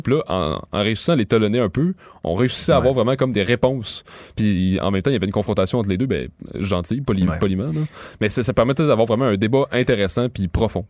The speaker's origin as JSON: {"language": "French", "region": "Quebec", "country": "Canada", "said": "la génération de nos grands-parents, c'était on est des Canadiens, on est Canadiens français"}